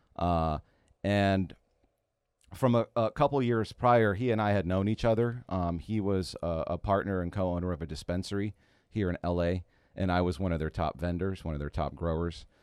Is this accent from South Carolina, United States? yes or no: no; San Francisco Bay Area, California, United States; moved away as an adult; now in Los Angeles, United States; Growing up in the Bay Area